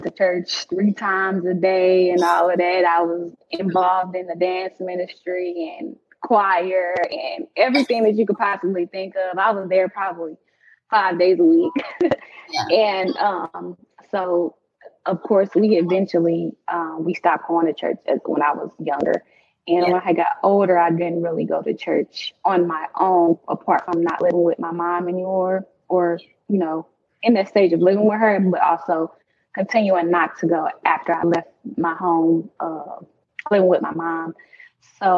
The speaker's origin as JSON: {"language": "English", "town": "St. Louis", "region": "Missouri", "country": "United States", "said": "I'm from St. Louis"}